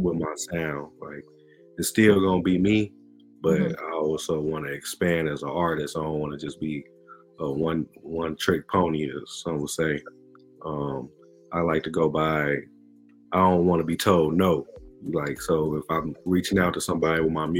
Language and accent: English; Chicago, Illinois, United States; I'm from Chicagoland, so Chicago and the suburbs.